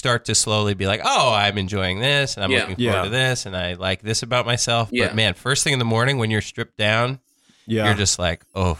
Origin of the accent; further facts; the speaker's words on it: New York, United States; I'm from New York.